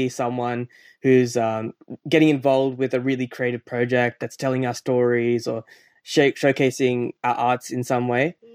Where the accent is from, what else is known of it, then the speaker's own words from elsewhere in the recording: Australia; growing up in the West